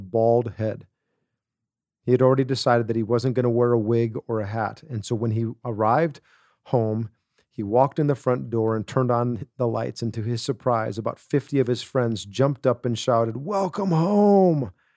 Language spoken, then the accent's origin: English; Wisconsin, United States; growing up in Wisconsin